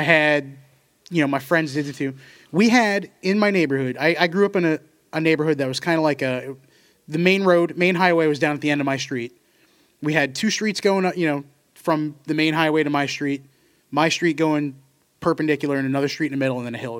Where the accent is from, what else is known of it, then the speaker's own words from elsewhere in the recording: Seymour, Connecticut, United States; where I grew up in Seymour.